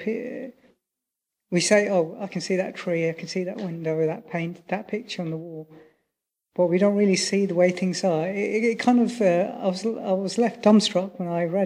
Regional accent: United Kingdom; also born or lived in Sri Lanka (family); I'm British, but originally my family are Sri Lankan

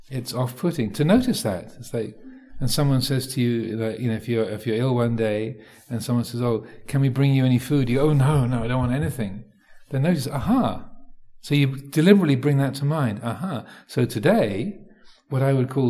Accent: Thailand; So growing up in Thailand, you know, things being spicy, um, you know, having a, having chili

